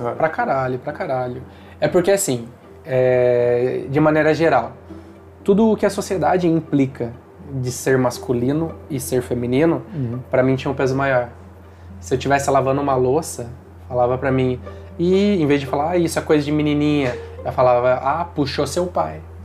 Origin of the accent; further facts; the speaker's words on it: Taubaté, São Paulo, Brazil; moved away; eu sou de Taubaté, na verdade, não é a capital